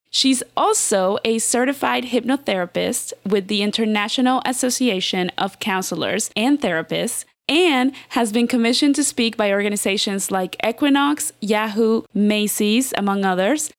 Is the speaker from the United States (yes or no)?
no; Mexico City, Mexico; I'm from Mexico